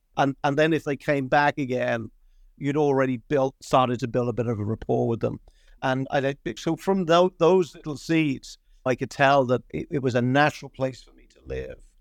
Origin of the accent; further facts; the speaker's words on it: London, United Kingdom; moved away as an adult; also born or lived in Dublin, Ireland; now in Ireland; I'm, Dublin originally, but we all got up lock, stock, and barrel, uh, in the sixties and, and moved to London. So my formative years were in London, and, and my, my education was there